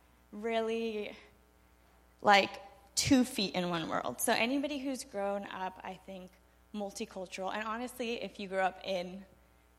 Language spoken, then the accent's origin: English; United States; first language Spanish; English is a second language; growing up in the U.S. I was born and raised here